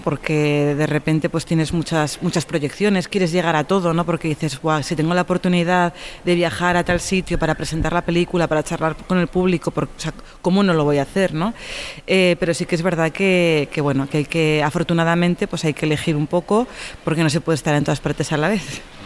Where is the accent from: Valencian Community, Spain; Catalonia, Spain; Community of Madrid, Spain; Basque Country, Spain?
Catalonia, Spain; Tarragona; mi pueblo, en Norte de San Juan, en Tarragona